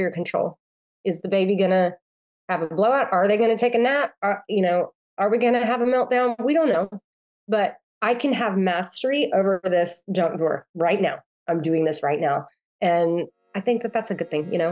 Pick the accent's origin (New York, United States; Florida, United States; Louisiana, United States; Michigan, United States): Louisiana, United States; Shreveport; moved away; I'm from Louisiana mostly. I'm from a lot of places, but I grew up in Shreveport.